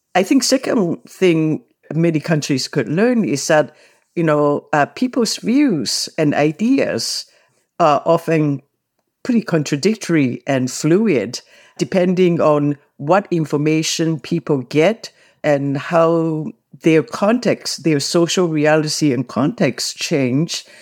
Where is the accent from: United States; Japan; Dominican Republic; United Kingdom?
Japan; now in Canada; I grew up in Japan, and then as an adult, I also went back to Japan to work